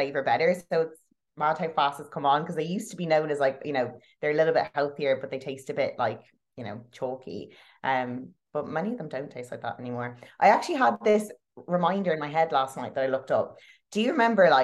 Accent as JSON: {"language": "English", "country": "Ireland", "said": "I'm Irish"}